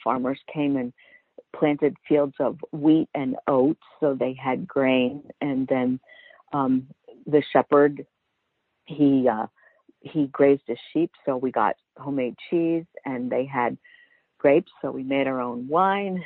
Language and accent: English; Baltimore, Maryland, United States; also born or lived in Italy / California; I lived I grew up in Baltimore City